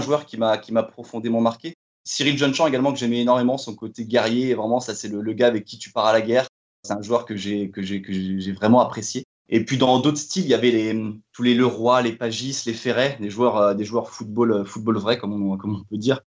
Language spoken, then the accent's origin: French; Fougères, Brittany, France; j'ai grandi, j'ai grandi du côté de Fougères